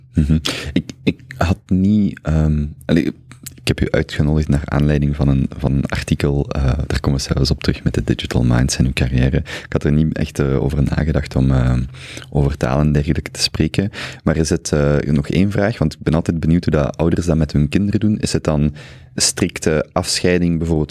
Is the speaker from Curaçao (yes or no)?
no; Flanders, Belgium; ook voor mij als Vlaming hangt eh, identiteit heel hard vast aan het Vlaams